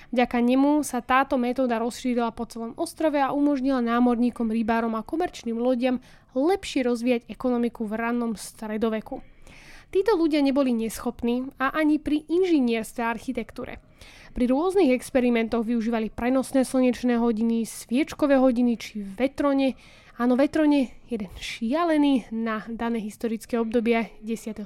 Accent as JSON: {"language": "Slovak", "town": "Partizánske", "region": "Trenčín Region", "country": "Slovakia", "said": "u nás v Partizánskom eh, v rieke Nitre ich tam máme celkom dosť"}